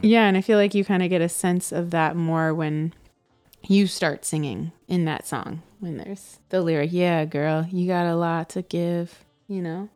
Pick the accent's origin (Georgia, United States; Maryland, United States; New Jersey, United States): Georgia, United States; Atlanta; moved away; also born or lived in Brooklyn; when I was growing up in Atlanta